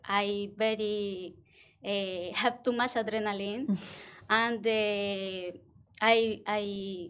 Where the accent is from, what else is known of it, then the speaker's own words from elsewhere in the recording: Colombia; English is a second language; I'm from Colombia. I'm from Colombia. All my life in circus, I now the quarter generation in my family.